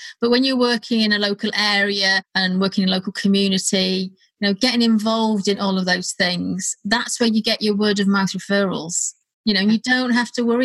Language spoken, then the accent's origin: English; North Wales, United Kingdom; now in Leighton Buzzard, United Kingdom; I live in Leighton Buzzard, miles away. I'm from North Wales.